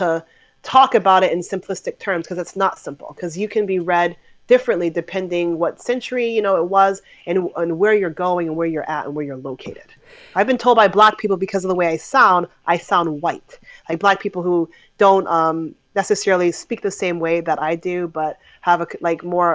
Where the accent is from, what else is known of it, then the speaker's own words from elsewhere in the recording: United States; I was born and raised in America